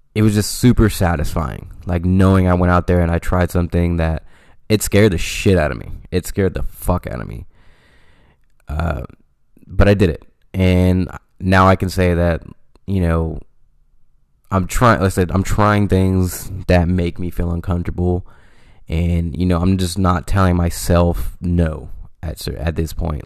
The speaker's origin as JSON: {"language": "English", "town": "Stockton", "region": "California", "country": "United States", "said": "I'm from Stockton, California, and it is everybody knows everybody type of thing"}